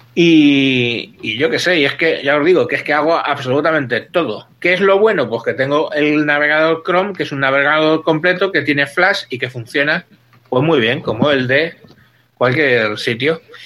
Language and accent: Spanish; Spain; soy divorciado español